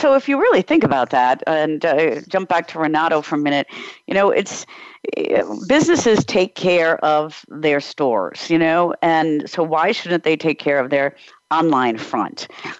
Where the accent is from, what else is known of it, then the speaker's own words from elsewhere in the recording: United States; also born or lived in Prague, Czech Republic; But I'm American, and I shop in America